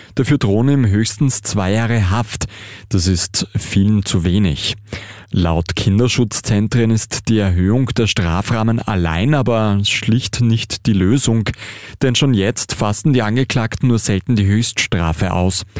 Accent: Austria; Bei uns in Österreich

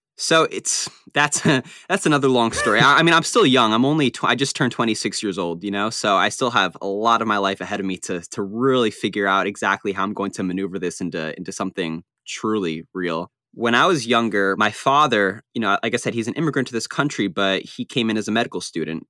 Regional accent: Long Island, New York, United States; I was born, yeah, I was born and raised there my entire life

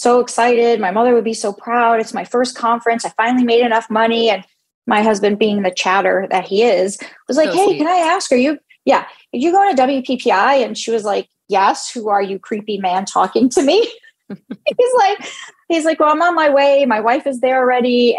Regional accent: New York City, New York, United States; now in Phoenix, United States; I'm born and raised in New York City

